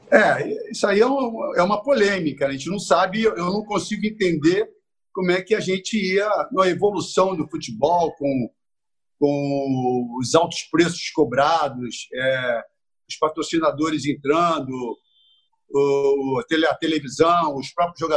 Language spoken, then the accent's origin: Portuguese; Rio de Janeiro, Brazil; Eu, eu nasci em Campo Grande, morei em Bangu, Jacarepaguá, depois eu fui para Copacabana.